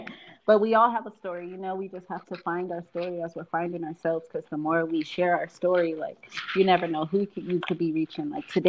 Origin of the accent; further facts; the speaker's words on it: Fresno, California, United States; born there; it was brought to my attention by a social worker that I was born in Fresno.